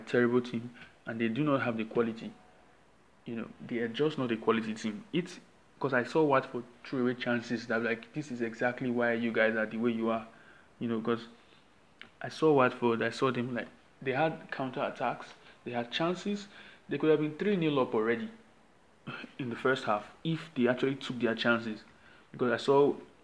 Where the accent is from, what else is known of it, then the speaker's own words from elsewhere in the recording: Nigeria; I am the Nigerian sports fan